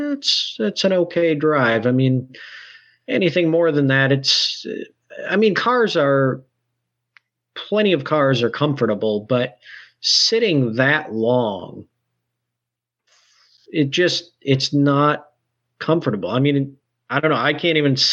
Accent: Michigan, United States; moved away as an adult; also born or lived in Detroit, Michigan / Cleveland, Ohio; now in Kentucky, United States; growing up in Michigan and then moving to near Saginaw, moving to Detroit area when I was off to college

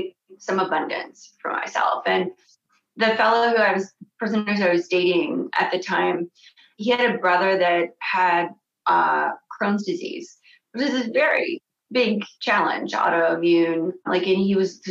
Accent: Canada; moved away as an adult; also born or lived in France / Los Angeles, United States; as a Canadian

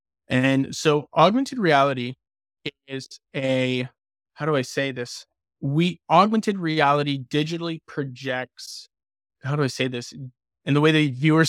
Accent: Windsor, Ontario, Canada; also born or lived in Timmins; And I grew up in Windsor, or teenage years in Windsor, and went to Riverside High School and then St. Clair College, studied architecture. And then as soon as I graduated, I moved to Timmins, Ontario.

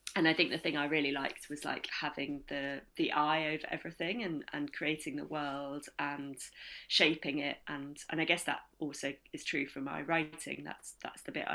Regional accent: Ilkley, Yorkshire and the Humber, United Kingdom; I grew up in Ilkley.

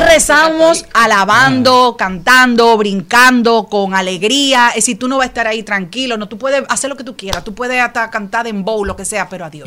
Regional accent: Dominican Republic; estaba en mi país

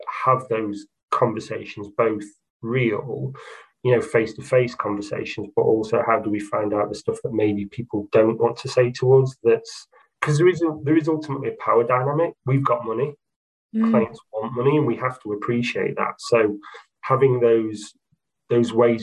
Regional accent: Doncaster, Yorkshire and the Humber, United Kingdom; I'm from Doncaster, it's my hometown

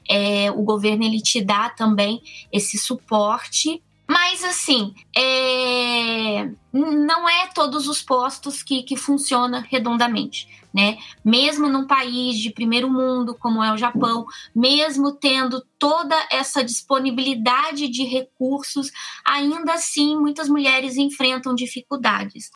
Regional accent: Cruzeiro, São Paulo, Brazil; now in Komaki, Japan; Também sou do interior de São Paulo, no, no Brasil, Cruzeiro ali no, no Vale do Paraíba

